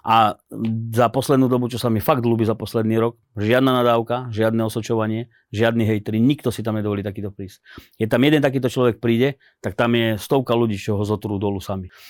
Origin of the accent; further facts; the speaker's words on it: Slovakia; ja som Slovák